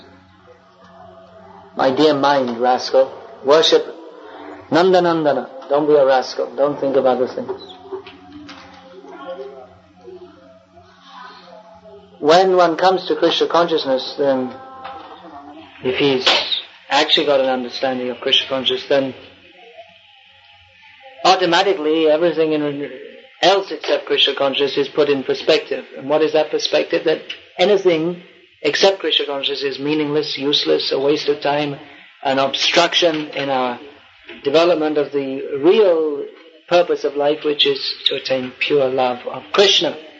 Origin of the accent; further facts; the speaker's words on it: London, United Kingdom; moved away; I'm from London.